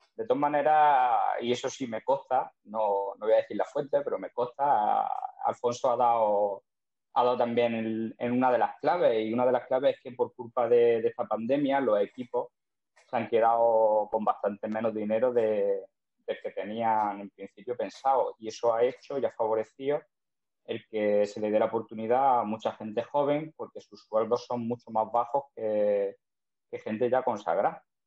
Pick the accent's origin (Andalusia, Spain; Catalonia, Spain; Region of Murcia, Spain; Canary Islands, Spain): Andalusia, Spain; Zújar; por mi pueblo, por Zújar